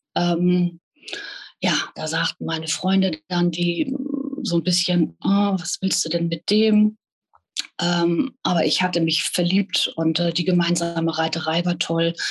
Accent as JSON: {"language": "German", "town": "Hanover", "region": "Lower Saxony", "country": "Germany", "tie": "born or raised there", "said": "bin geboren in Hannover und äh, ja, lebe in Niedersachsen an der, an der schönen Küste."}